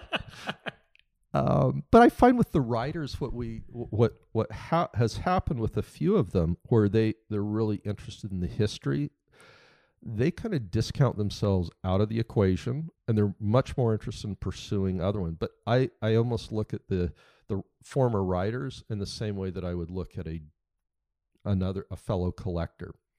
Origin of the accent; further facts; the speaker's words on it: United States; being an American because I don't, I'm not surrounded day to day in Europe